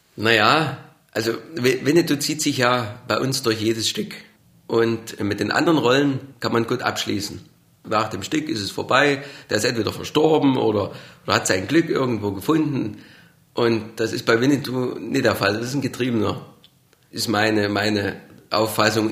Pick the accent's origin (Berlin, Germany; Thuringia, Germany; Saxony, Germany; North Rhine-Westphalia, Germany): Saxony, Germany; Burgau; accent: Saxon; Ich komme aus Burgau in Sachsen